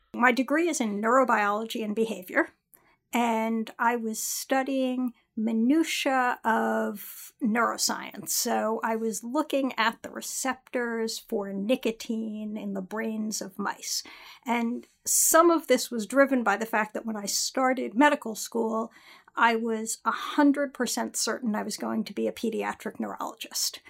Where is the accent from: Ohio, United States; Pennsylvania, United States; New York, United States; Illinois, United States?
New York, United States; Westchester; also born or lived in California / Philadelphia; now in New York City, United States; I grew up in Westchester